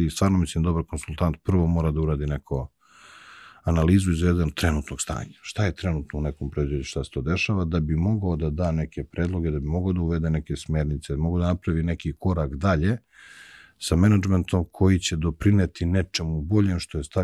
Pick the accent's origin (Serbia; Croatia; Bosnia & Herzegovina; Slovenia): Serbia; Zlakusa, Zlatibor District; Odrastao sam pored jedne velike fabrike i znaš, i moj deda i moj otac i celo selo iz kojeg sam svi su radili u jednoj istoj fabrici, u jednoj velikoj veljonici i cela priča u ono, okruženju je fabrika. Mi smo putovali, pošto je meni majka, mi smo iz Zlakuse, iz Užica, majka iz Vojvodine